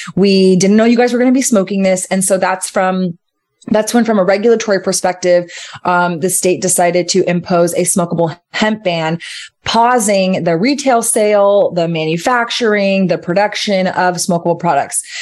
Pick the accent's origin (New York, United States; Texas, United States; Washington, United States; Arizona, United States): Texas, United States; Austin; Austin is my hometown